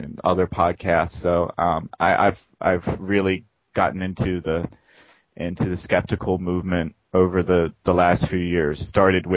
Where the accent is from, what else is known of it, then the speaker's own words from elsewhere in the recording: Baltimore, Maryland, United States; moved away as an adult; now in Busan, South Korea; Baltimore, Maryland. You know, where I was born